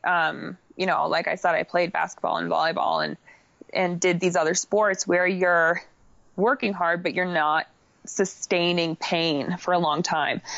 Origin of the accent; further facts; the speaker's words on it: Crested Butte, Colorado, United States; also born or lived in Boulder, Colorado; I am from Crested Butte, Colorado. I primarily train in Boulder, Colorado